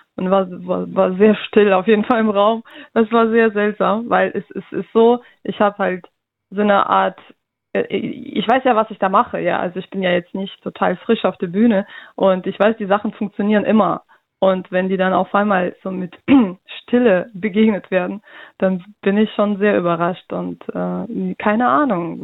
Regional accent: Russia; now in Germany; ich komme aus Russland

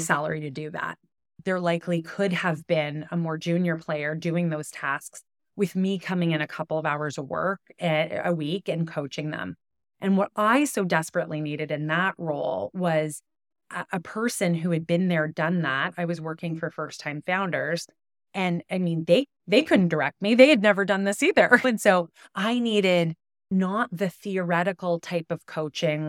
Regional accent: Ottawa, Ontario, Canada; also born or lived in Toronto; as a kid growing up in Ottawa

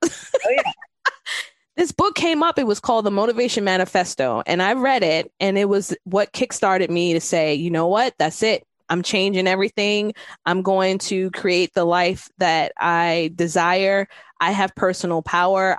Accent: New York City, New York, United States; I'm from New York City

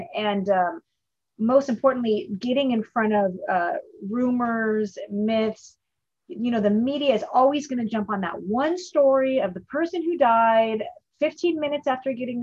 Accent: Bay Area, California, United States; I grew up in the Bay Area.

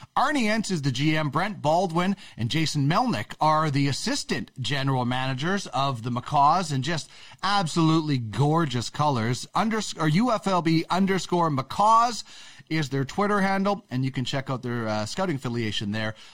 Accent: Manitoba, Canada; I'm a prairie guy. I, I'm, I'm from Manitoba.

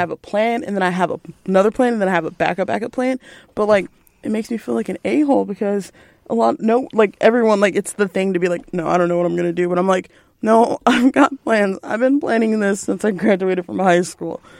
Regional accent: Belton, Texas, United States; moved away as an adult; I'm from Belton

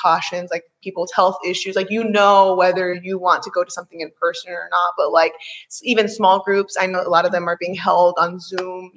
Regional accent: Maryland, United States; moved away; I'm from Maryland

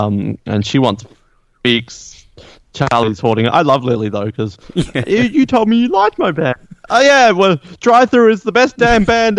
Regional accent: Australia; I'm the only Australian who says Aaron.

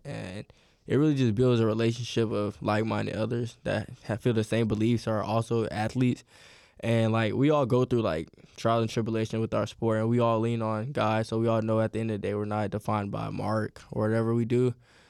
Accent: Atlanta, Georgia, United States; I'm from Northwest Atlanta.

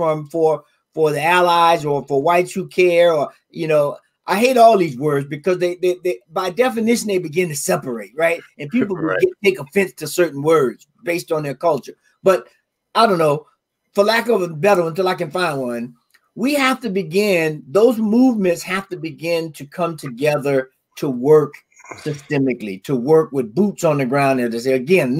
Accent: Deep South, United States; I'm raised in the South, deep South.

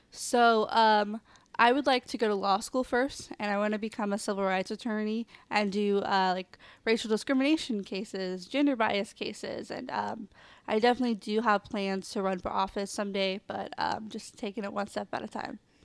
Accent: Kansas City, Missouri, United States; I'm from Kansas City, Missouri

